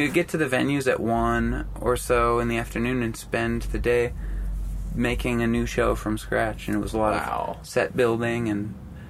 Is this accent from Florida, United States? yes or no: no; Anacortes, Washington, United States; born or raised there